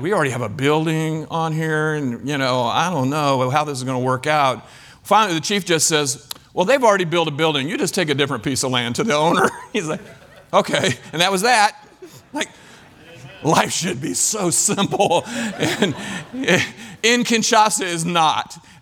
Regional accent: Kansas, United States; moved away as an adult; also born or lived in Ivory Coast / Belgium; I'm from Kansas

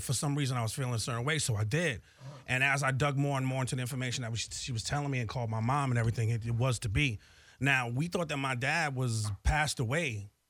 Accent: Bronx, New York, United States; Well, I'm originally from the Bronx, right down the street from where hip-hop began.

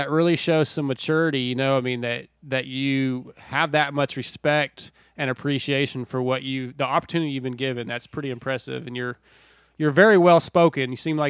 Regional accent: San Diego, California, United States; now in East Texas, United States; But I love SoCal, man. I was born in San Diego.

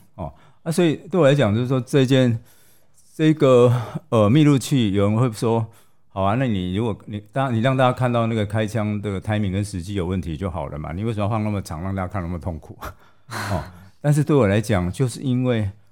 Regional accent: Taiwan; 我身为一个台湾人

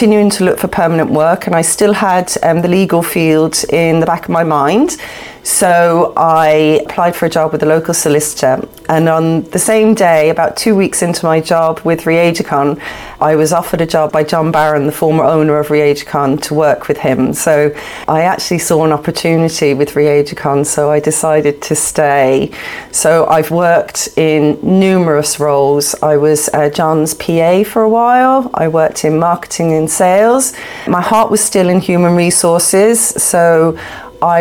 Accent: Dublin, Leinster, Ireland; also born or lived in London, United Kingdom / Galway, Ireland / Shannon, County Clare; originally born in London, in the UK, and moved to Ireland, to Dublin, actually, when I was about 7 years old with my mum and my sister. So I spent my young years growing up in Talla in South Dublin

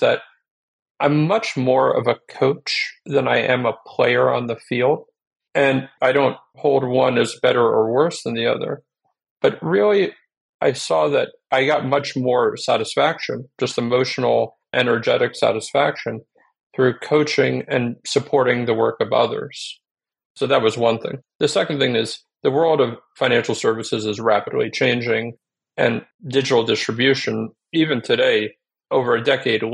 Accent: New Jersey, United States; moved away as an adult; also born or lived in Bay Area / Albuquerque; now in Chicago, United States; I was born and raised in New Jersey

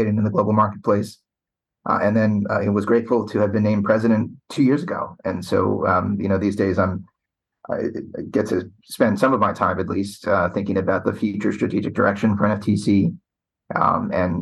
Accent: Long Island, New York, United States; moved away as an adult; also born or lived in Richmond, Virginia; now in Washington, DC, United States; I grew up in Long Island, New York

